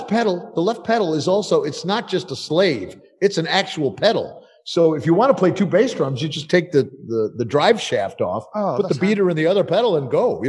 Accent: Buffalo, New York, United States; now in Italy; I grew up in Buffalo, New York. It's horrible.

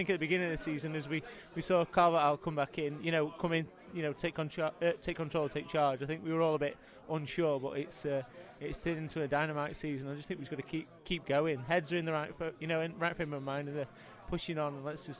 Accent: Doncaster, Yorkshire and the Humber, United Kingdom; my hometown of Doncaster

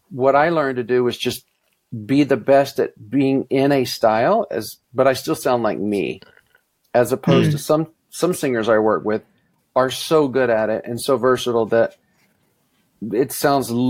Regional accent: Mississippi, United States; I, I grew up in the South, but I didn't sing country music at all growing up. You know, in Mississippi, you would think that's that's all we heard

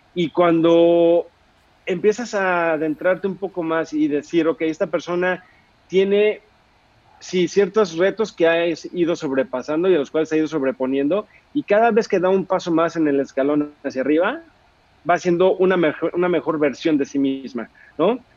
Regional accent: Mexico

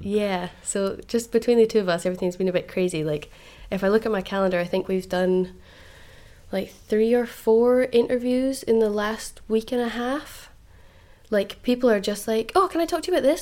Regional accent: Fife, Scotland, United Kingdom; moved away; originally I'm from Fife, so Groucho's in Dundee is my my hometown

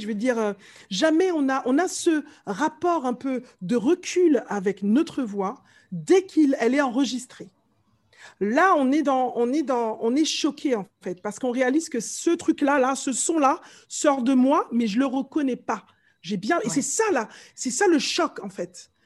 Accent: Martinique; accent: Martinican; moved away as an adult; now in France; je viens de la Martinique, je suis née là-bas, je suis arrivée ici à mes 20 ans

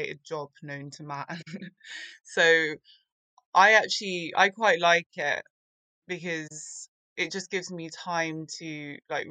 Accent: London, United Kingdom; I grew up in London

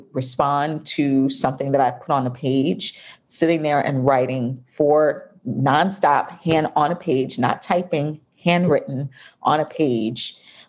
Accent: New York, United States; now in Atlanta, United States; I'm in Atlanta. Oh, well. But I'm from New York.

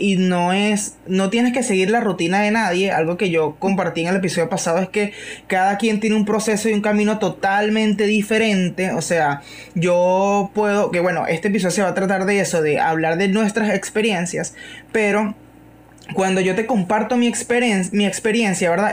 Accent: Guacara, Carabobo, Venezuela; aquí en, en, Guacara, yo soy de Guacara

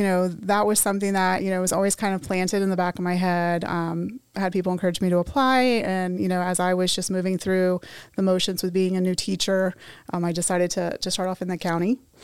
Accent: Tampa, Florida, United States; I grew up in Tampa. I've been here my whole life.

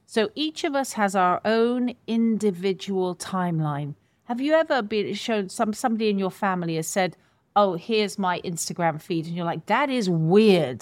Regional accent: United Kingdom; I say all of us as British people

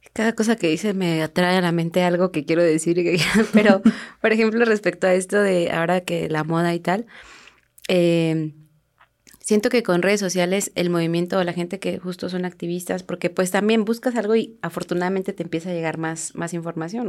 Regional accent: Mexico; somos mexicanos

